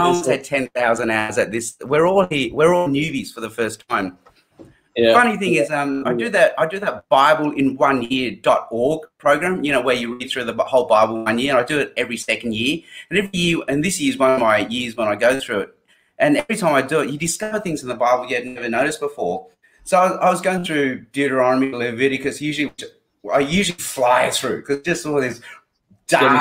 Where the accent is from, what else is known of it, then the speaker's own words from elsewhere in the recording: Sydney, New South Wales, Australia; also born or lived in Hong Kong; Then I did high school in Sydney